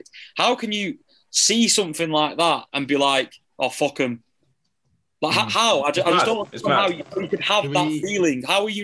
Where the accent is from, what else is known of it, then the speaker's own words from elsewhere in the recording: the north of England, United Kingdom; England was the country I was born in. I grew up in the north of England